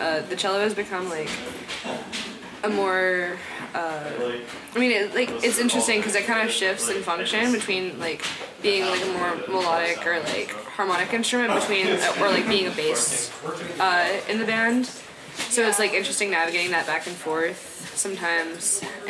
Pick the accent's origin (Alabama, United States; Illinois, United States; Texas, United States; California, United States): Texas, United States; Dallas; moved away as an adult; now in Boston, United States; I'm from Dallas